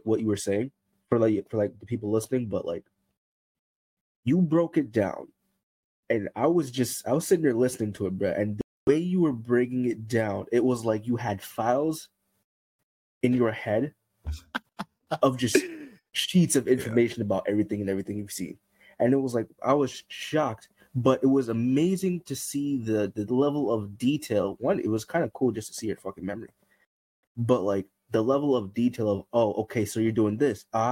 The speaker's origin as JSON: {"language": "English", "town": "Hartford", "region": "Connecticut", "country": "United States", "said": "I come from Hartford"}